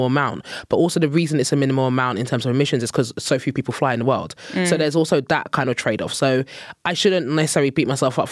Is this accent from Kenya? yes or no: no; Nigeria; moved away; as a Nigerian person